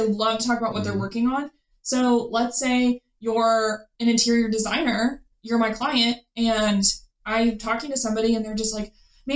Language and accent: English; Waco, Texas, United States; moved away as an adult; now in Midland, United States; I'm not technically local. I'm from Waco